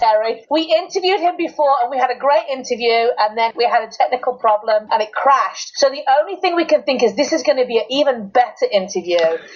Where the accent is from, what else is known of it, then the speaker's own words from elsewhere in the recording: United Kingdom; I'm the Brit.